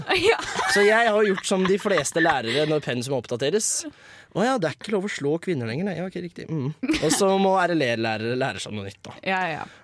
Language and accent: Norwegian; Sandnes, Rogaland, Norway; Jeg kommer fra Sandnes